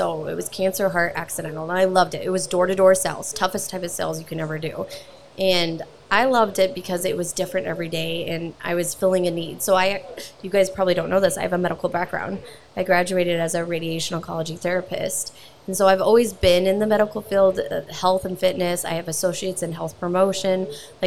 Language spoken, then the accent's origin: English; Alliance, Nebraska, United States; now in South Dakota, United States; I'm originally born and raised from Alliance, Nebraska.